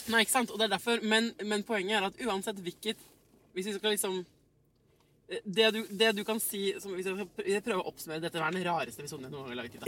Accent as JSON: {"language": "Norwegian", "region": "Oslo", "country": "Norway", "tie": "born or raised there", "said": "jeg er født på Ullevål sykehus"}